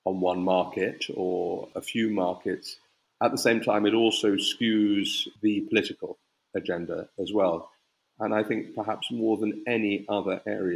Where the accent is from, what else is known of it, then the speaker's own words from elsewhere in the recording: United Kingdom; as a Brit